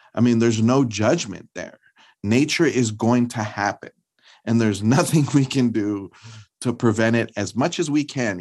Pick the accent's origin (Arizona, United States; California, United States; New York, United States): California, United States; Los Angeles; being a person of color, growing up in Los Angeles